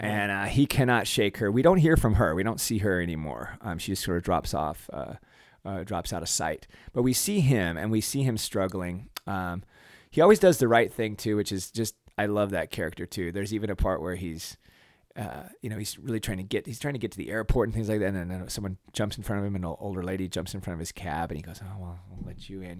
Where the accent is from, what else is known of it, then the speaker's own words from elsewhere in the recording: United States; as an American